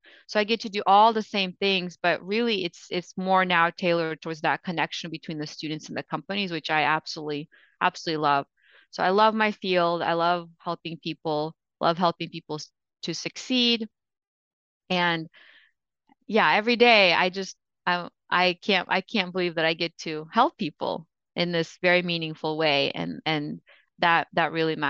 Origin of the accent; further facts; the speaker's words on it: Ukraine; also born or lived in Russia; so I was born in Russia and Ukraine, or was born in Russia and lived in Ukraine.